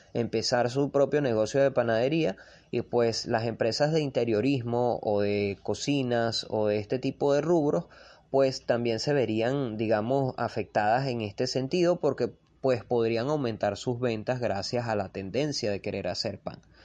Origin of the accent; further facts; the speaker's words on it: Venezuela; yo soy de Venezuela.